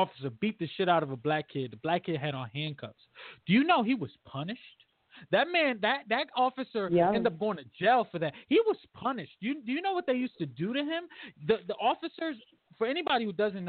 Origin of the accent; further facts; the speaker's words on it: Bridgeport, Connecticut, United States; I'm from Bridgeport, Connecticut, my entire life